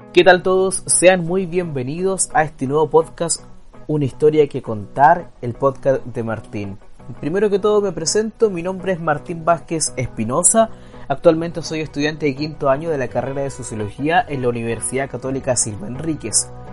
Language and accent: Spanish; Pocoyán, Araucanía, Chile; moved away; Yo vengo de la región de la Araucanía, de un lugar llamado Pocoyán